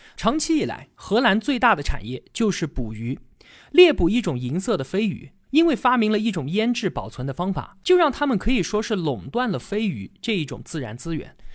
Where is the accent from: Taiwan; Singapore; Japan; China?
China; 我们中国人